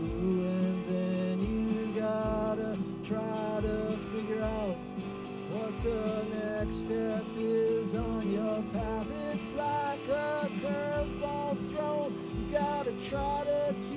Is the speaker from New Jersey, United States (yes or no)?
no; Lisbon Falls, Maine, United States; also born or lived in Biddeford, Maine; Live in Biddeford, Maine, down along the Saco River